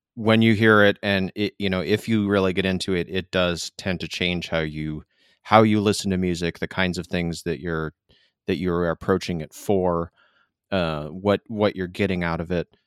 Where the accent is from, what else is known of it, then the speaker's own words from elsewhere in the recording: Michigan, United States; moved away; I'm from Michigan originally